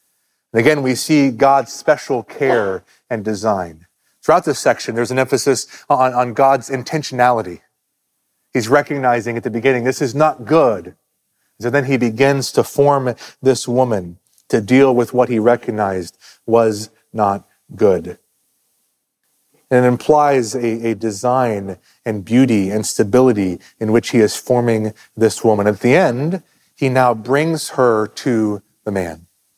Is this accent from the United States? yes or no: yes; West Virginia, United States; moved away; I grew up in West Virginia.